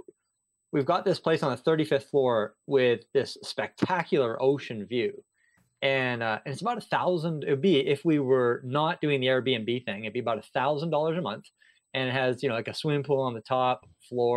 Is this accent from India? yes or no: no; Canada; moved away as an adult; also born or lived in Singapore; I grew up in Canada, and I was a public school teacher there